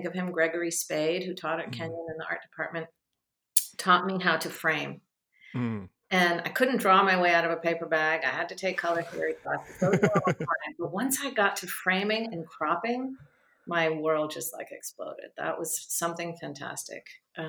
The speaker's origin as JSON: {"language": "English", "country": "Japan", "tie": "born there", "also_born_or_lived": "Vietnam / Israel", "said": "We were living in Japan. I was born in Japan and we were they lived in Vietnam before that. We lived in Israel and traveled all around the Middle East."}